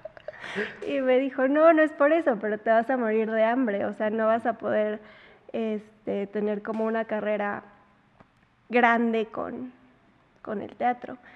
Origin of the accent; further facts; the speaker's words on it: Puebla, Mexico; nací en Puebla, crecí en Puebla, toda mi vida he vivido en Puebla